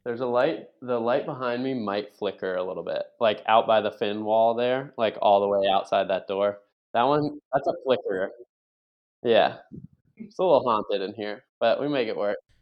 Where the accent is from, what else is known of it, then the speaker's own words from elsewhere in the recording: Buffalo, New York, United States; moved away as an adult; now in Virginia Beach, United States; I grew up in Buffalo, New York, primarily.